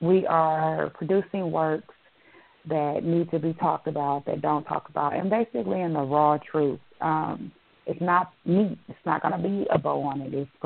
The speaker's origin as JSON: {"language": "English", "region": "Illinois", "country": "United States", "tie": "born or raised there", "moved": "yes", "said": "I'm from Illinois, so I'm going to my hometown"}